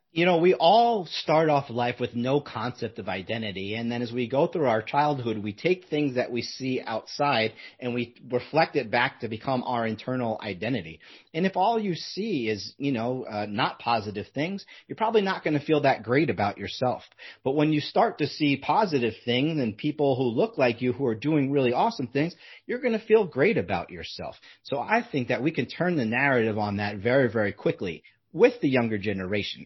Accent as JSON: {"language": "English", "country": "United States", "also_born_or_lived": "Southern California", "said": "when we're American"}